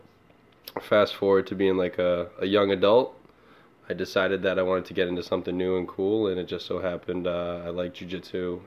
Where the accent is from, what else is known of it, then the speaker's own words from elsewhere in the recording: Onset, Massachusetts, United States; also born or lived in Pawtucket, Rhode Island; now in Lincoln, Rhode Island, United States; I grew up in Onset, Mass